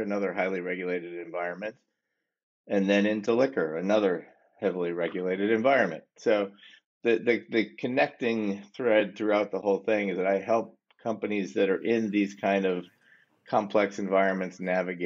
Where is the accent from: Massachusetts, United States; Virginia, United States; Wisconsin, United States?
Wisconsin, United States; also born or lived in Boston / New York / Pittsburgh / Washington, D.C.; now in Chapel Hill, United States; I'm from Wisconsin originally